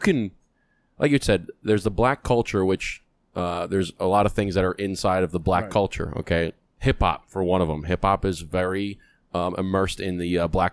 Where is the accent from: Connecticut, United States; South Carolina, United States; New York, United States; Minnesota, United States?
New York, United States; New York